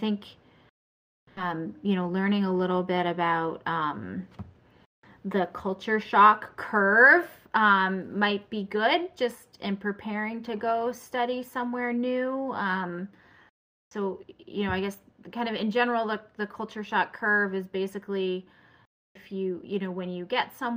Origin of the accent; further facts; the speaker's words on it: New Hampshire, United States; I grew up in New Hampshire, like, you know, in very snowy times.